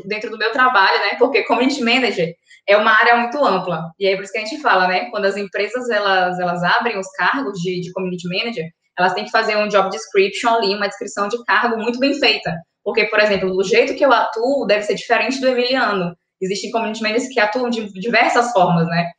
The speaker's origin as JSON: {"language": "Portuguese", "town": "São Luís", "region": "Maranhão", "country": "Brazil", "said": "Sou daqui"}